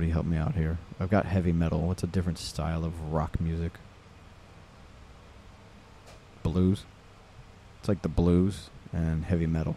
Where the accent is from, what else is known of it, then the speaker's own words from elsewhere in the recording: Las Vegas, Nevada, United States; moved away as an adult; now in Ibiza, Spain; I was born and raised in Vegas